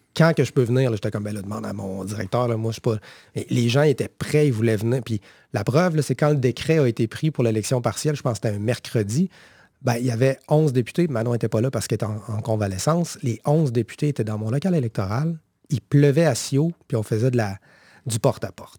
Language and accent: French; Quebec, Canada; nous, en tant que Québécois et Québécoises